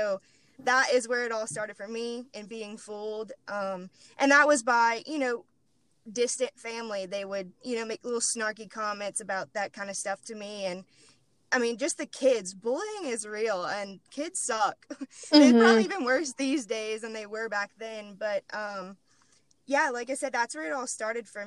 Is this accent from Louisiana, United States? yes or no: yes; Moss Bluff, Louisiana, United States; moved away as an adult; also born or lived in Baton Rouge, Louisiana; I'm originally from Moss Bluff